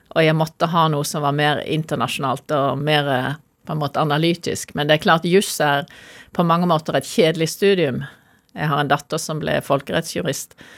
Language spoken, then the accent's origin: Norwegian; Norway; jeg er norsk